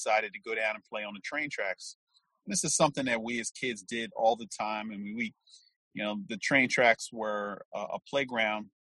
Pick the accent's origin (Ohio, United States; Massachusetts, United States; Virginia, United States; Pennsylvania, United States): Pennsylvania, United States; Philadelphia; Grew up in West Philadelphia, born and raised in the United States of America